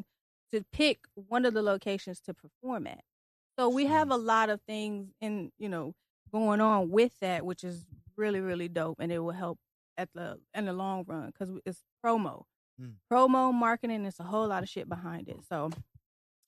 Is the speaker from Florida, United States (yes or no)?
no; Detroit, Michigan, United States; accent: southern twang; I'm from Detroit, but I have a little southern twang